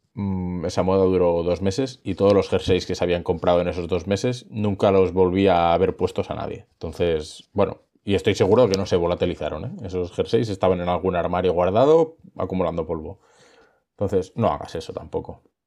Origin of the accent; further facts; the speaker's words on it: Girona, Catalonia, Spain; yo soy de Gerona